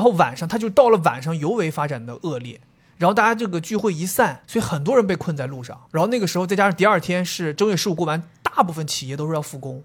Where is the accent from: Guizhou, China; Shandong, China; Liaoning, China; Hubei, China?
Liaoning, China; Dalian; 我作为东北人